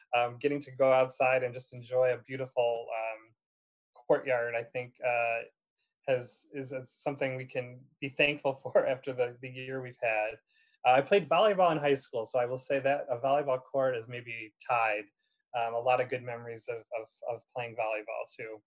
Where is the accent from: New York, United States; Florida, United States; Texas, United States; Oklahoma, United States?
New York, United States; Ilion; also born or lived in Indiana; I'm actually originally from the Utica area. Um, I'm uh, uh from a small town called Ilion, New York, in Herkimer County, right outside of Utica